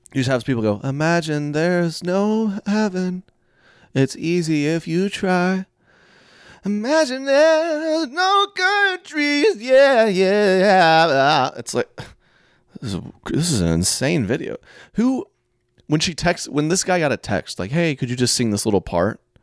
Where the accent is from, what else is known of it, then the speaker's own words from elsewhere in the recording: Oklahoma, United States; I'm from Oklahoma